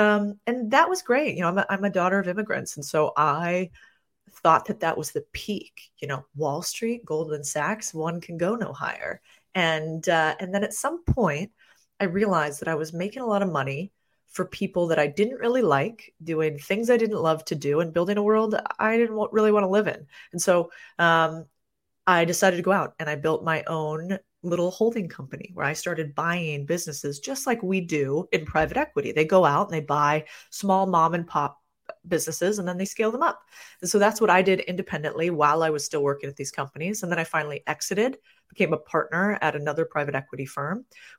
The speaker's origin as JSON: {"language": "English", "town": "Phoenix", "region": "Arizona", "country": "United States", "tie": "born or raised there", "said": "I grew up in Phoenix, Arizona."}